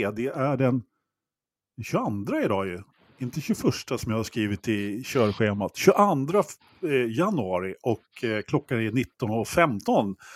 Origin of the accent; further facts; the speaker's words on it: Stockholm, Stockholm County, Sweden; Så, som stockholmare vill jag bara påpeka att Hotell Geo ligger i de norra förorterna.